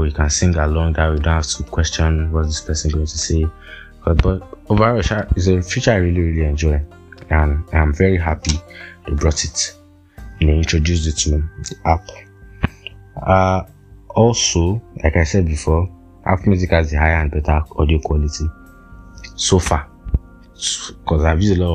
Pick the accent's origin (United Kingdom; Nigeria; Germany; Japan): Nigeria; as a Nigerian living in Nigeria